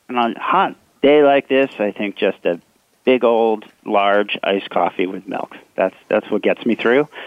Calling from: New York City, New York, United States; I'm uh, calling from New York City.

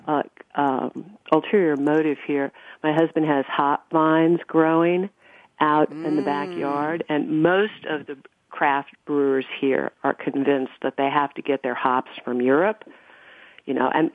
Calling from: Pennsylvania, United States; Nick is so much closer to his beer than I am because I'm in southeastern Pennsylvania, so it's just afternoon.

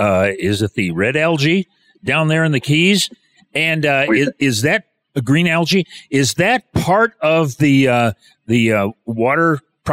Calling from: Kansas, United States; we're calling it from Kansas

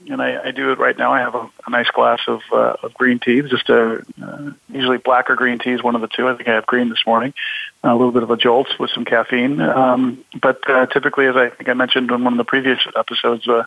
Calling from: Illinois, United States; Well, I am uh, I'm talking to you from a from a brisk but should be a beautiful uh, day here in suburban Chicago

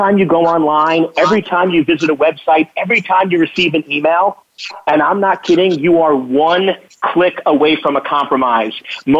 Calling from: Virginia, United States; I am calling from Northern Virginia.

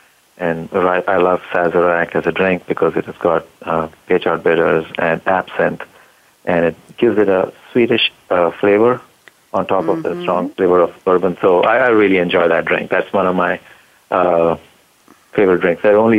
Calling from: Plano, Texas, United States; also born or lived in Cincinnati, Ohio / Kentucky; I'm calling from Plano, Texas. I used to live in Cincinnati, but I moved here 6 months ago.

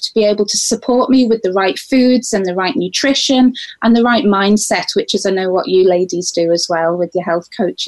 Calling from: Isle of Man; I'm actually calling from the Isle of Man, which is a really magical little island between Ireland and England.

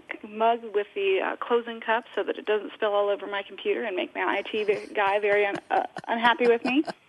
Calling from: Cleveland, Ohio, United States; I live outside of Cleveland, Ohio, so it's just after 2:15 right now.

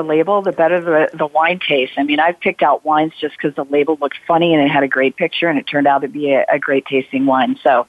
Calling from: Atlanta, Georgia, United States; I'm calling in from Atlanta, Georgia

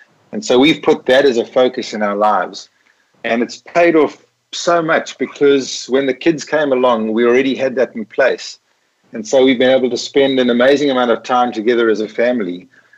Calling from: Witsand, Western Cape, South Africa; I'm actually calling from a town called Witsand, which literally translated means white sands. I'm looking over a beautiful lagoon and river. It's on the west coast of the Cape. And it's in South Africa.

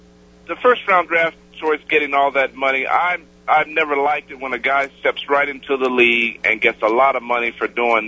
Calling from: Tucson, Arizona, United States; I'm calling from Tucson

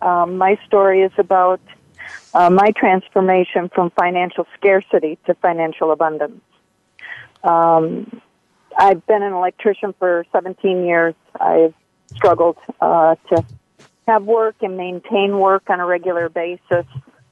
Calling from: Illinois, United States; I'm calling from Illinois.

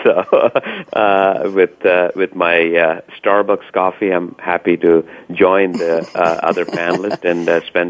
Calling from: Seattle, Washington, United States; I'm calling from Seattle, Washington

